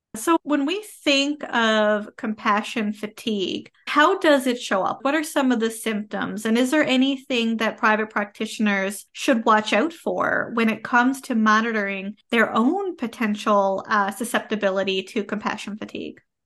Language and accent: English; Canada; I am a Canadian social worker